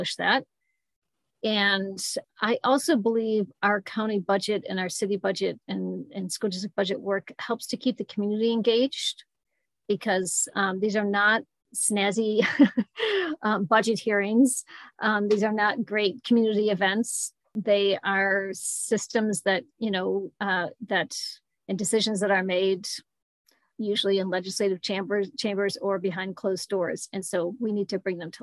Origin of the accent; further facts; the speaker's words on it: Mendon, New York, United States; also born or lived in Buffalo / Scottsville; I grew up in the Rochester area in Mendon and lived here pretty much my whole life except for college and 1 year in Buffalo